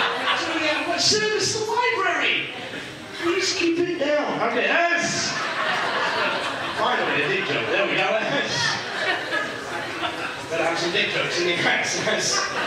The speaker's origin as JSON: {"language": "English", "region": "England", "country": "United Kingdom", "moved": "yes", "lives_now": "Niagara Falls, Canada", "said": "I'm from England originally. I live in Niagara Falls"}